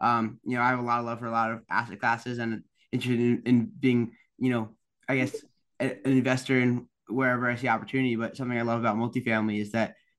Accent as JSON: {"language": "English", "region": "East Coast", "country": "United States", "said": "I'm from the East Coast"}